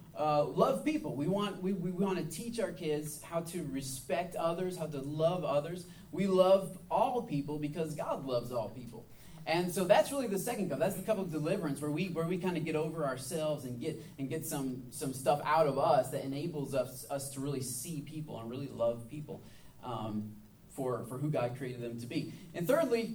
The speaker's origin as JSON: {"language": "English", "region": "Michigan", "country": "United States", "tie": "born or raised there", "moved": "as an adult", "lives_now": "the American South, United States", "said": "I'm from Michigan, so it's obviously very cold at that time of year."}